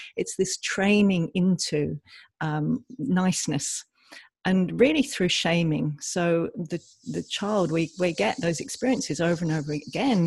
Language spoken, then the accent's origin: English; England, United Kingdom; I'm from England, as you can probably tell from my accent